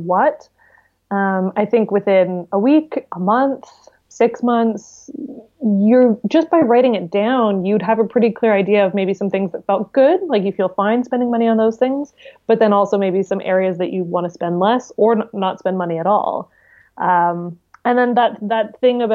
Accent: British Columbia, Canada; being from British Columbia, it's just incredibly beautiful

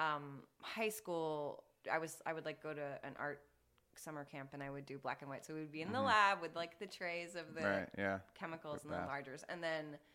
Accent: Houston, Texas, United States; moved away as an adult; also born or lived in Boston, Massachusetts; now in Los Angeles, United States; I'm from Houston

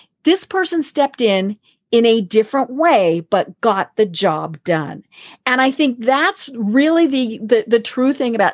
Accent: Denver, Colorado, United States; now in East Coast, United States; I'm from Denver

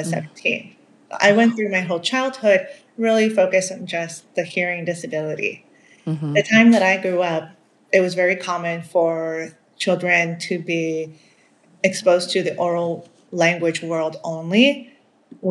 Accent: Maryland, United States; first language Spanish; English is a second language; I grew up in Maryland in the United States.

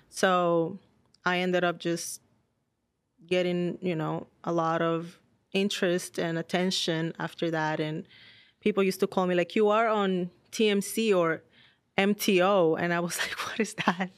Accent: Dominican Republic; moved away as an adult; now in United States; I'm born and raised in Dominican Republic.

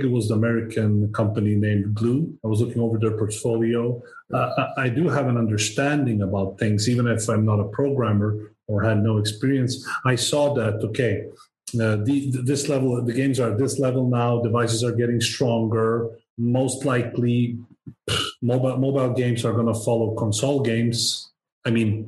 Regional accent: Sweden; I'm born Swedish. I am Swede. My parents and grandparents came here from Serbia

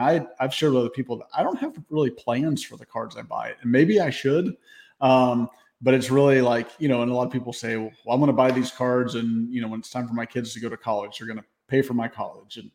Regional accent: Memphis, Tennessee, United States; I grew up in Memphis.

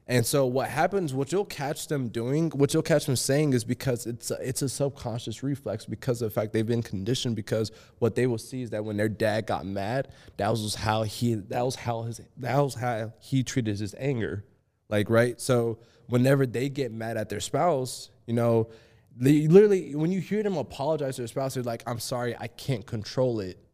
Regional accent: Georgia, United States; accent: country; a little bit of my country accent comes out

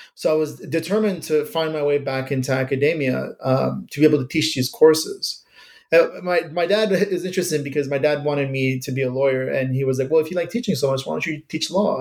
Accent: Iran; now in United States; I was born in Iran, uh, came to the United States uh, in 1983

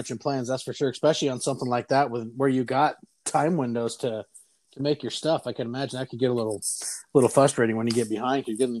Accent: Port Angeles, Washington, United States; my hometown in Port Angeles

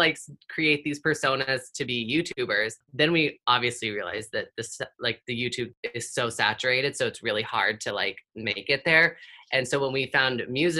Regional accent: Modesto, California, United States; moved away as an adult; also born or lived in Salt Lake City, Utah / Oklahoma; I grew up in Modesto, California

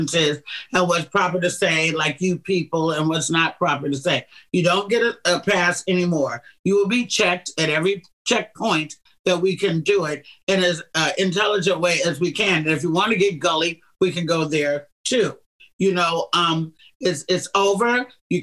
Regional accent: Oakland, California, United States; my hometown in Oakland, California

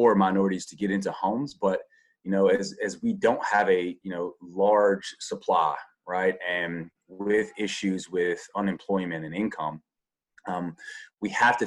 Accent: the South, United States; I grew up in the South, and racial issues for me were just so normal

